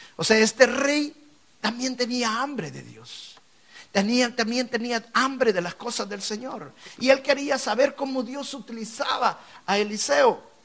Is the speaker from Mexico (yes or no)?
no; El Salvador; moved away as an adult; now in United States; yo venía a este país con la idea de poner negocios me había ido muy bien en mi país en los negocios. Y dice, me fue bien en El Salvador, me va a ir bien en Estados Unidos